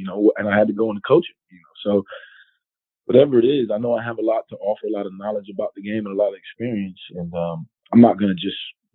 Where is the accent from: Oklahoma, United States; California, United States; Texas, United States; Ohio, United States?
Texas, United States; Houston; moved away; I'm from Houston originally